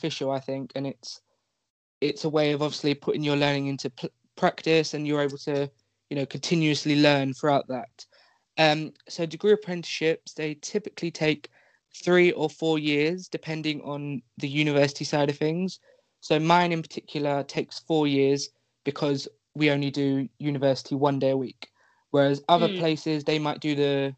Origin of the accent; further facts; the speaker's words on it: London, United Kingdom; I am 18, I am from London